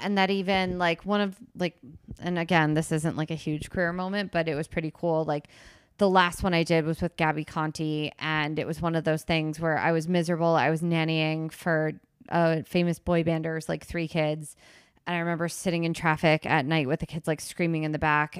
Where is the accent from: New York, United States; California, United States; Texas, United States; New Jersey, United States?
New Jersey, United States; Princeton; I grew up in Princeton, New Jersey